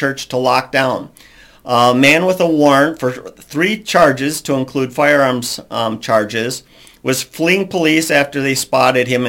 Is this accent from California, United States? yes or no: no; Minnesota, United States; also born or lived in Alabama; I'm from Minnesota, and I used to live in Alabama for a period.